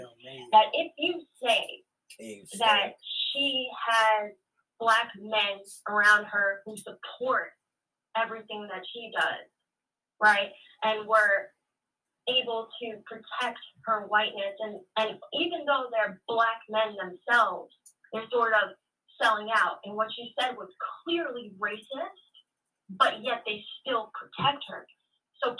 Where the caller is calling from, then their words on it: New York, United States; from New York.